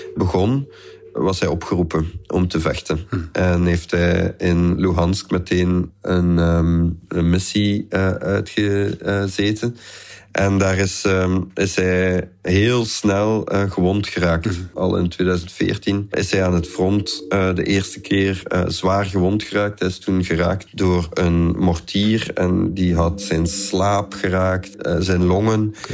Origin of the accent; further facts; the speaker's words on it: Flanders, Belgium; bij ons in Vlaanderen